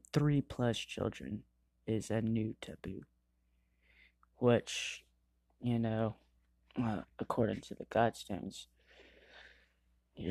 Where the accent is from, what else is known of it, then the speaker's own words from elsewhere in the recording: Georgia, United States; I'm from Georgia